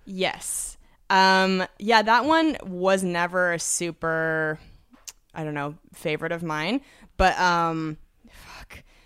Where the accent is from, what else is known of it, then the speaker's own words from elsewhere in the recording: Washington, United States; moved away; I'm from Washington State originally